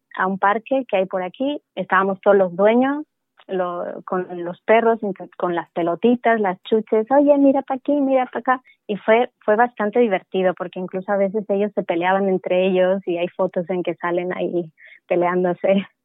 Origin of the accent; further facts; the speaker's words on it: Bolivia; moved away; yo de Bolivia